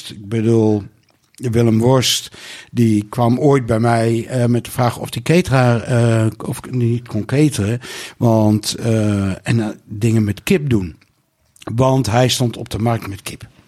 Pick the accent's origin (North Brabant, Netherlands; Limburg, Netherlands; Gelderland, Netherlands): Gelderland, Netherlands; Nijkerk; Nou, ik kom uit Nijkerk en ik ken allemaal mensen die in de vis zitten.